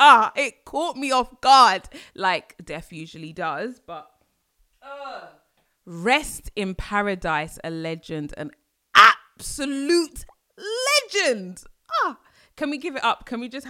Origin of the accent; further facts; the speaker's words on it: London, United Kingdom; I grew up in Ends, but after university I came back to Ends, right, inner London, speaking very different.